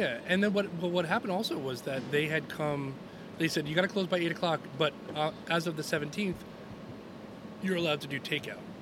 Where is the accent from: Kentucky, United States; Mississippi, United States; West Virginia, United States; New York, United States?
New York, United States; Long Island; moved away as an adult; also born or lived in Rochester, New York; I grew up on Long Island